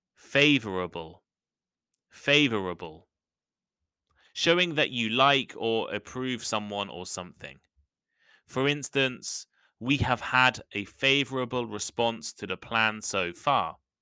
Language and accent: English; the English countryside, England, United Kingdom; Growing up in the English countryside